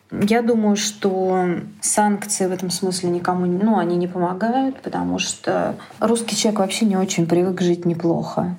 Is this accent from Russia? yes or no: yes; Russia